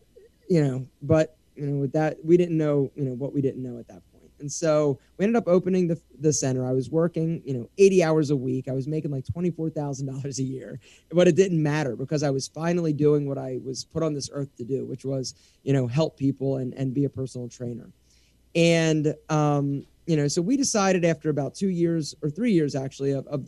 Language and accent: English; Philadelphia, Pennsylvania, United States; moved away as an adult; also born or lived in Morgantown, West Virginia; now in Atlanta, United States; I'm from Philadelphia, and I knew that I didn't want to go back there.